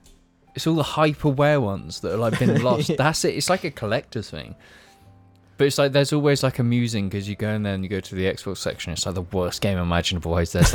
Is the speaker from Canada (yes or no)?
no; United Kingdom; we're British.